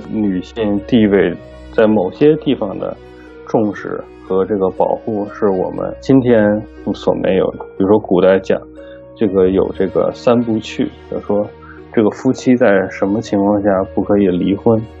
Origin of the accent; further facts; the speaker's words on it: China; moved away as an adult; now in Los Angeles, United States; 我们中国人